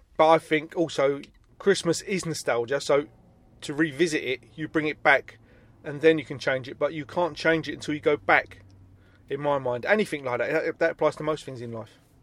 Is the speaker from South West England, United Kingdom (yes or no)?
no; Stockwell, London, United Kingdom; where I grew up in Stockwell